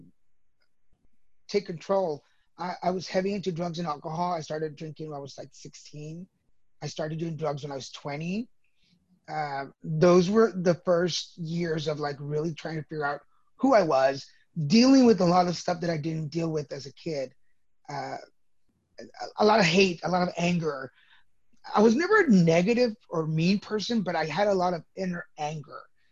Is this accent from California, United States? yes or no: no; Dallas, Texas, United States; also born or lived in Mexico; I was born in Mexico, 1970. We moved to Texas when I was 3 years old. So I'm a Texas baby, actually. Grew up in Dallas.